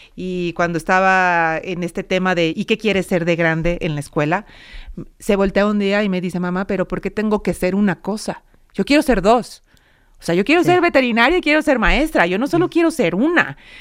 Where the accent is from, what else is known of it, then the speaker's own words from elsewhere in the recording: Mexico; los mexicanos